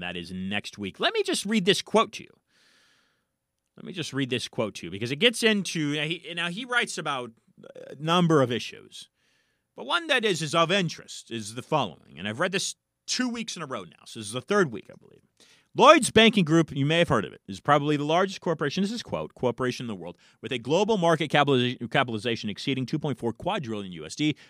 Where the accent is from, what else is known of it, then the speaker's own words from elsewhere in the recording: California, United States; now in Florida, United States; As a Californian living in Florida